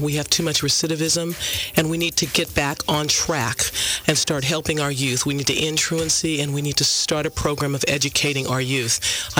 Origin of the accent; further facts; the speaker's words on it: Compton, California, United States; I grew up in Compton